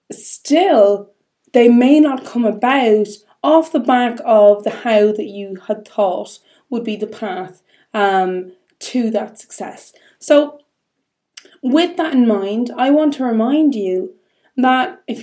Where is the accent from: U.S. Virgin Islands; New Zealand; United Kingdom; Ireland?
Ireland; being Irish